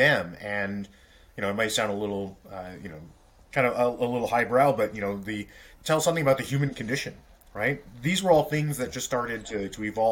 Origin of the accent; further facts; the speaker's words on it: Toronto, Ontario, Canada; now in Ottawa, Canada; So I grew up in Toronto